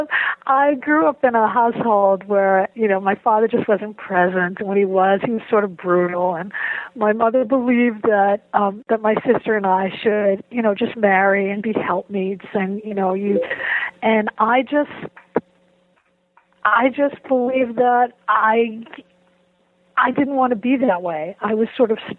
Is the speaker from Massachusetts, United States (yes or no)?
yes; Boston, Massachusetts, United States; moved away as an adult; also born or lived in Waltham, Massachusetts / Madison, Wisconsin / Ann Arbor, Michigan; I grew up in Boston